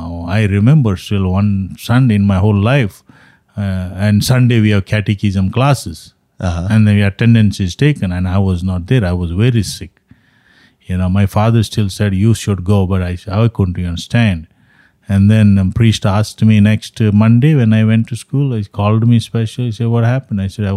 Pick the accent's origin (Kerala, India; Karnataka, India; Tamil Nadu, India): Karnataka, India; Mangalore; now in United States; South India, what I'm saying is in Mangalore, my hometown, that's what it is.